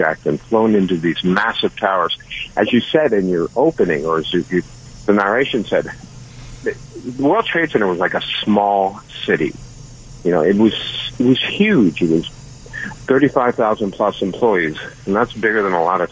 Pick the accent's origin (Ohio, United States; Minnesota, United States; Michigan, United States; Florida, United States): Michigan, United States; Detroit; moved away as an adult; now in New York, United States; I grew up in the Midwest, so it wasn't New York City, but we heard enough sirens and stuff about Detroit